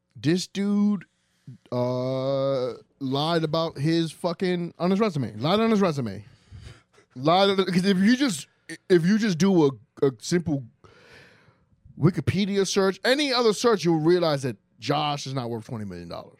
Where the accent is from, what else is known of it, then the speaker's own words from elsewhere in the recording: New York, United States; also born or lived in Dominican Republic; I grew up in New York